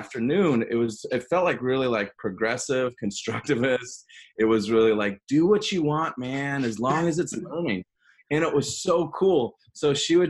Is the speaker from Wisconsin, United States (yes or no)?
yes; Hudson, Wisconsin, United States; accent: upper Midwest; also born or lived in Twin Cities area, Minnesota; I grew up in a place called Hudson, Wisconsin, which is on the St. Croix River